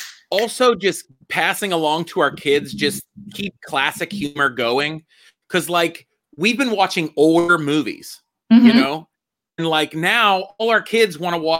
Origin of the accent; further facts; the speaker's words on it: Homestead, Pennsylvania, United States; in Homestead, where I'm from